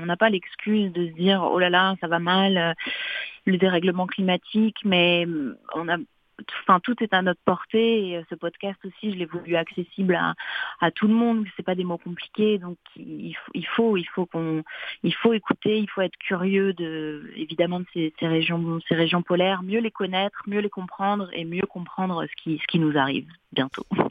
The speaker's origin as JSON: {"language": "French", "town": "Paris", "region": "Île-de-France", "country": "France", "tie": "born or raised there", "also_born_or_lived": "Montreal, Canada", "said": "je suis née à Paris, euh, en France"}